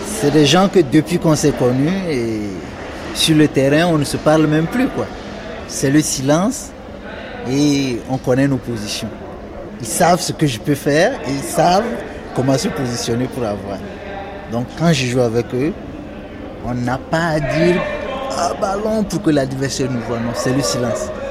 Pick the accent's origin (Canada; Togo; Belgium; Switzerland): Togo; Lomé, Maritime; moved away as an adult; also born or lived in Dapaong, Togo; now in Paris, France; Je suis né à Lomé, j'ai fait mes études à Dapan.